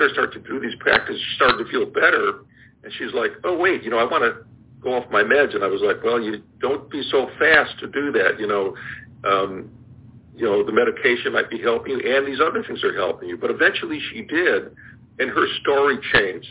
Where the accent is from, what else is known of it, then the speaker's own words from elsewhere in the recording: Chicago, Illinois, United States; I grew up in Chicago